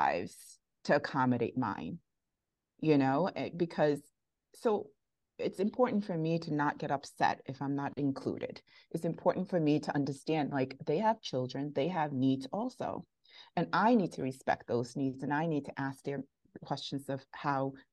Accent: New York City, New York, United States; I'm from Bensonhurst, Brooklyn

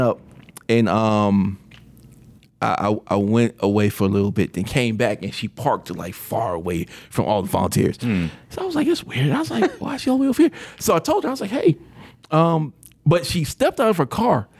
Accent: Atlanta, Georgia, United States; now in Tampa, United States; we're both from Atlanta

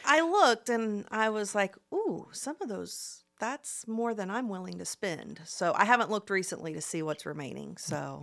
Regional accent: Plainfield, Indiana, United States; moved away as an adult; now in Muncie, United States; I actually grew up in Plainfield, which is about thirty minutes west of downtown Indy

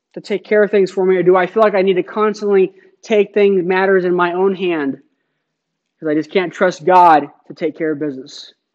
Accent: Phoenix, Arizona, United States; moved away; I grew up in Phoenix

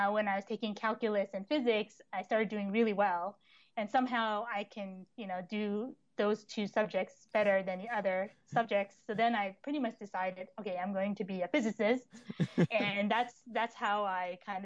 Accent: Long Island, New York, United States; moved away as an adult; also born or lived in Texas; I grew up in Long Island, going to public school

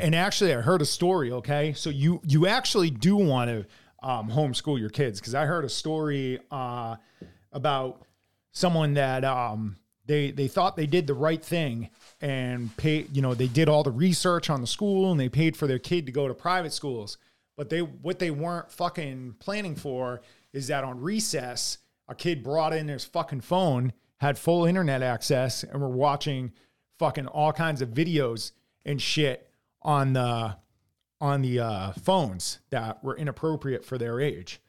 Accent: United States

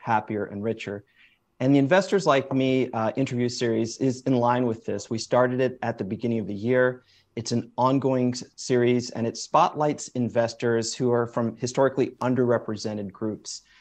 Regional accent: Springfield, Massachusetts, United States; I was born in Springfield, Massachusetts, so first generation uh, American

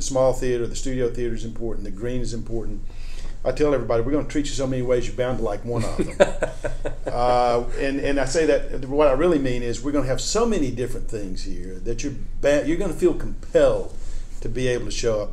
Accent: Birmingham, Alabama, United States; moved away; I grew up in Birmingham, Alabama in the 1960s and 70s

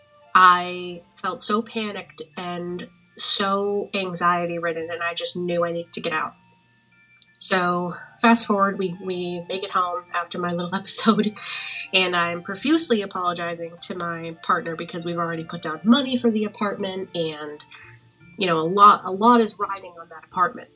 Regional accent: Boston, Massachusetts, United States; moved away as an adult; now in Connecticut, United States; I am from Boston, Massachusetts, but have been living in Connecticut for the past several years.

